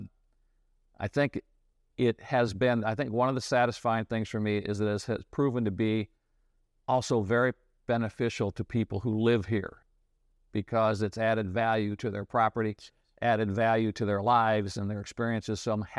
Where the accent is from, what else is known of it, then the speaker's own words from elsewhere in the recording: Illinois, United States; I grew up in the Midwest in Illinois, went to a small state school in Illinois, graduated from there, met my wife there.